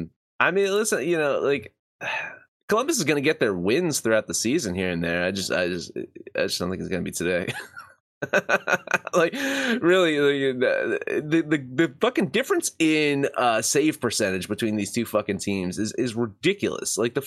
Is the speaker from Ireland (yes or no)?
yes; Ireland; No one wants to be like the Irish. Trust me, I'm Irish.